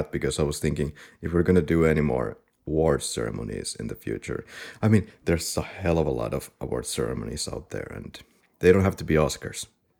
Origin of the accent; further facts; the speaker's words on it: Finland; we both have a rally accent. We are from Finland